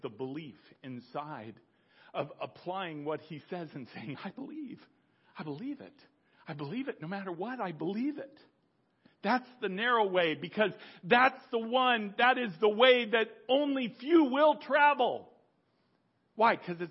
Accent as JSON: {"language": "English", "country": "United States", "tie": "born or raised there", "said": "I was born American. I'm an American"}